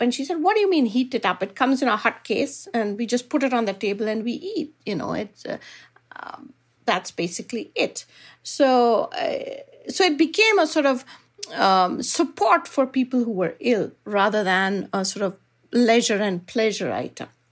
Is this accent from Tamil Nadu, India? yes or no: no; Bangalore, Karnataka, India; moved away; I come from Bangalore, which is renowned globally as an I T city.